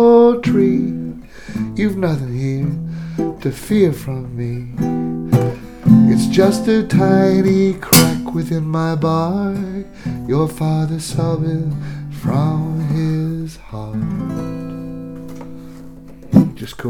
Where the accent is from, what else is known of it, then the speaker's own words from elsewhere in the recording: Newcastle upon Tyne, North East England, United Kingdom; moved away as an adult; also born or lived in Highlands, Scotland; now in Invergordon, United Kingdom; for Newcastle, my hometown, it takes me 6 hours to drive there